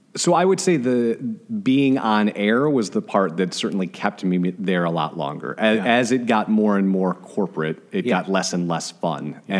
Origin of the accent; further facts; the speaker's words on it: Glenview, Illinois, United States; moved away; I am originally from a city north of Chicago called Glenview